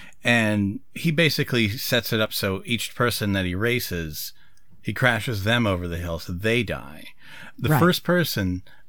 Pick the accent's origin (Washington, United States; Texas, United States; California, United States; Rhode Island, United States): Rhode Island, United States; when I was growing up in Rhode Island